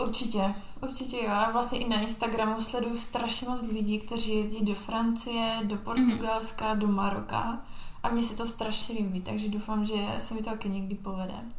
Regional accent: Czechia; also born or lived in Spain

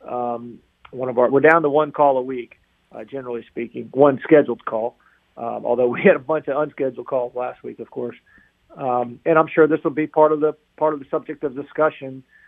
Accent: Chapel Hill, North Carolina, United States; I grew up in Chapel Hill, right down the road

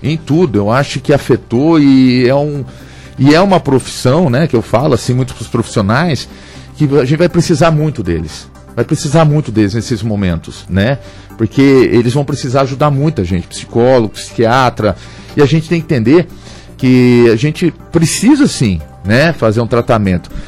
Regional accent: São José dos Campos, São Paulo, Brazil; eu sou nascido em São José dos Campos, sou juseense, é, tive em vários bairros aqui

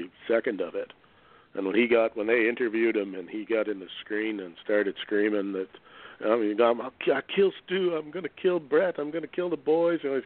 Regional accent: Canada; being Canadian

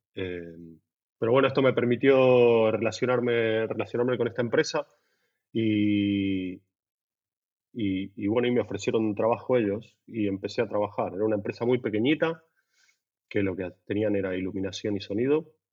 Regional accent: Buenos Aires, Argentina; now in Barcelona, Spain; soy de Buenos Aires, nacido en Buenos Aires

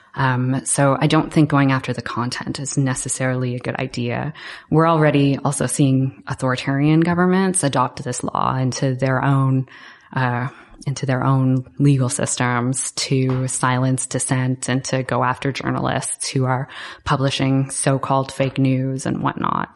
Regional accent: Canada; I'm Canadian myself

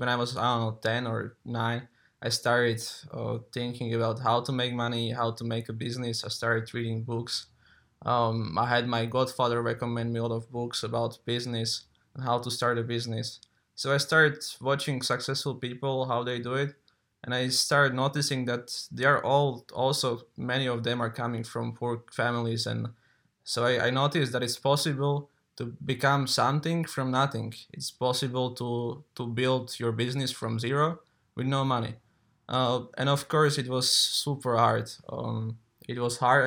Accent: Košice, Košice Region, Slovakia; I'm coming from Slovakia, eastern part of Slovakia, from the city of Košice.

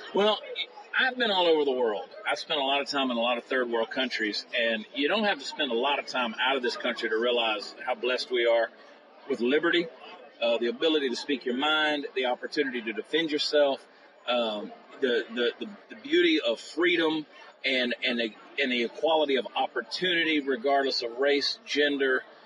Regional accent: Augusta, Georgia, United States; I grew up in Augusta, Georgia

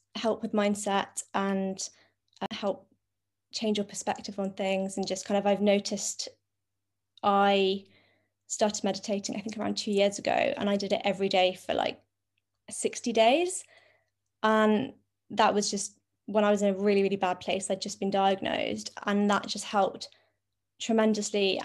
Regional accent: London, United Kingdom; I'm twenty-six and I'm from London.

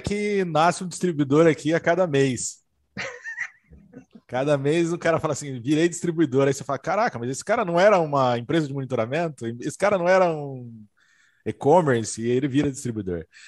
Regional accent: São José do Rio Preto, São Paulo, Brazil; also born or lived in Santa Catarina; eu sou de Rio Preto, sou de São José do Rio Preto, estava morando em Santa Catarina e acreditei que para o meu negócio, seria muito melhor eu voltar para minhas raízes

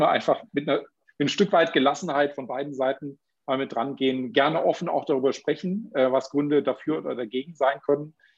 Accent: Baden-Württemberg, Germany; Bei uns in Baden-Württemberg

